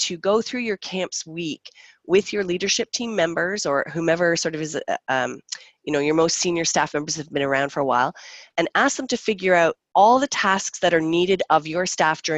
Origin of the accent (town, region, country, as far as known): Canada